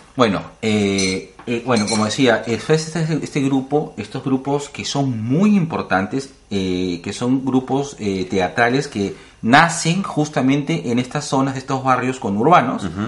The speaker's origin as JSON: {"language": "Spanish", "region": "Lima", "country": "Peru", "said": "somos limeños y pasamos la gran, un gran tiempo en, Lima"}